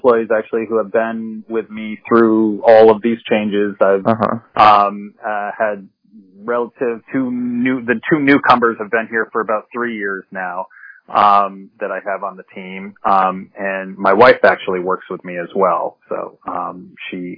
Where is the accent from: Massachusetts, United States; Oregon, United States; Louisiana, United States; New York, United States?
Massachusetts, United States; the Northampton area; also born or lived in Boston; I'm originally from the area and moved back from Boston